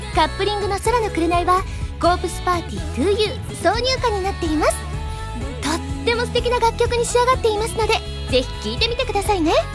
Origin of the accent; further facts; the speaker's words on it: Osaka, Japan; 割と大阪人